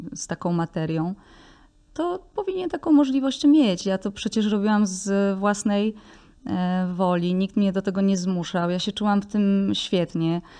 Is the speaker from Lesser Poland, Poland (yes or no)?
no; Tworków, Silesian Voivodeship, Poland; moją wioskę Tworków